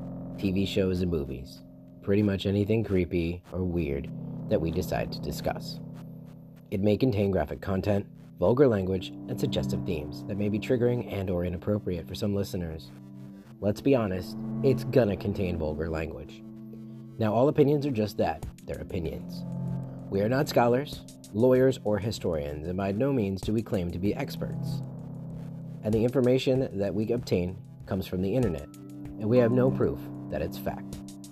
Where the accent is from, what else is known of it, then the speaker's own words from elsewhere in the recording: Florida, United States; like, I mean, I've even painted, like, panel board, like, growing up in Florida, that was everywhere